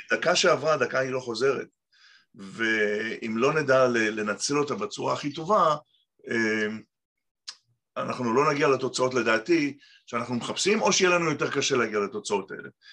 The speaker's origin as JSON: {"language": "Hebrew", "town": "Tel Aviv", "region": "Tel Aviv District", "country": "Israel", "tie": "born or raised there", "also_born_or_lived": "Petah Tikva / Kibbutz Shamir", "moved": "as an adult", "lives_now": "Montclair, United States", "said": "נולדתי בארץ, בפתח תקווה, גדלתי בתל אביב, גבעתיים."}